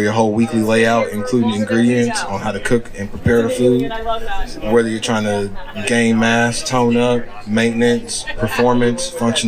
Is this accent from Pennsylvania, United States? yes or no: no; Georgia, United States; moved away; I'm from Georgia.